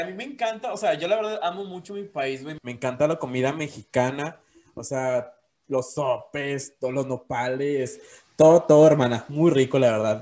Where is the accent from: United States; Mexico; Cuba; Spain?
Cuba; yo soy cubano